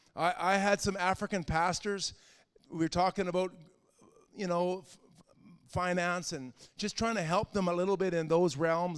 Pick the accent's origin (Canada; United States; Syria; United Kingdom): Canada; As a Canadian, I had to learn to walk away from my Canadian identity